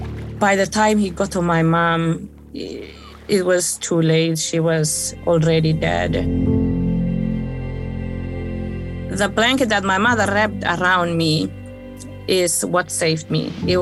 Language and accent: English; Saudi Arabia; born there; also born or lived in Africa; I was born in Saudi Arabia.